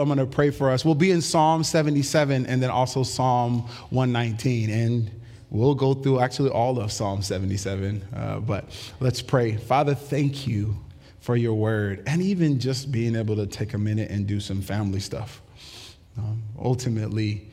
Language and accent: English; United States; American human beings